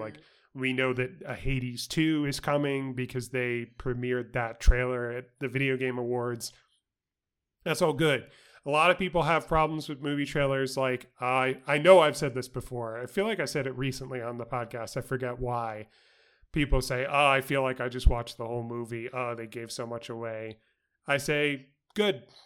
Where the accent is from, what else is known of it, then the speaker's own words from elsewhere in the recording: New York City, New York, United States; at Christina's Deli in my hometown, uh, in Queens, New York